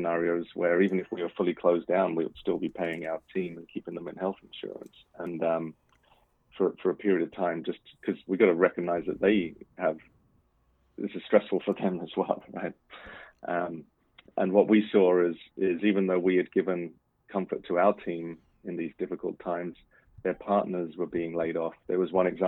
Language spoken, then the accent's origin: English; United Kingdom; moved away as an adult; now in Washington, United States; being a Brit